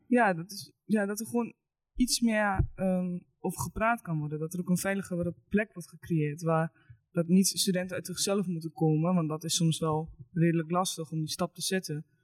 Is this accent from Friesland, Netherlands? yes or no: no; Eibergen, Gelderland, Netherlands; Ik kom uit Eibergen